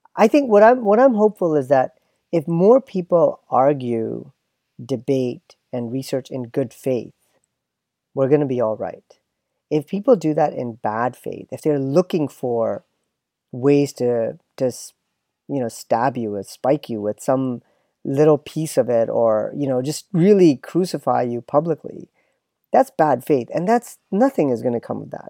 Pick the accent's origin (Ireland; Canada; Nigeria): Canada; now in United States; me as a Canadian and as a pseudo American